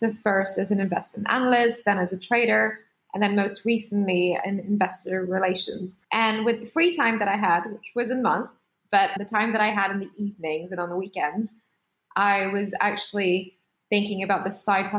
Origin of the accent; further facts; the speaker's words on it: Singapore; English is a second language; moved away as an adult; now in United Kingdom; I'm an immigrant. I am from Singapore. I'm Indian, but I studied in the UK as an international student, worked really hard to get a job here and managed to stay here, got a visa and all that.